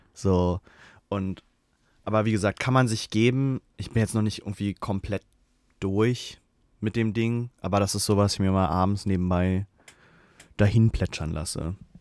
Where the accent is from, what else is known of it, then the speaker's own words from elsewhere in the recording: Germany; als Deutscher